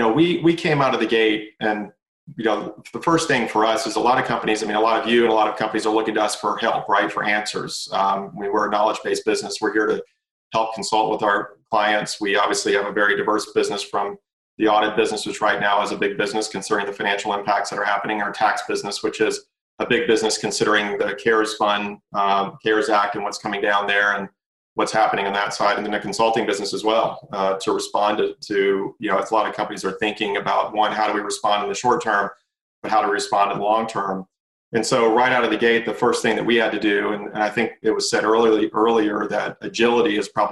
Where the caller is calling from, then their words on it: Atlanta, Georgia, United States; I am tuning in from Atlanta, and I'm very happy to be tuning in from Atlanta.